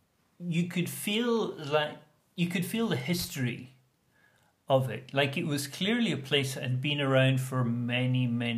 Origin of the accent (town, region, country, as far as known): United Kingdom